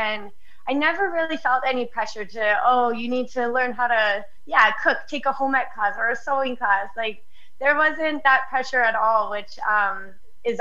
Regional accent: Canada; growing up in Canada, obviously throwing on a pair of skates and getting on the ice was a big part of, you know, being Canadian

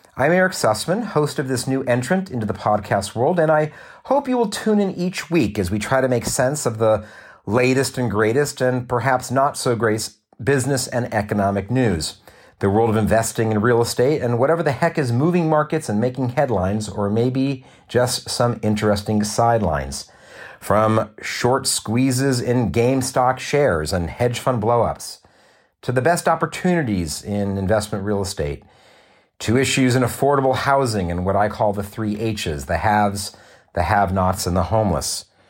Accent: Southern California, United States; also born or lived in Los Angeles; I was born and raised here in Southern California

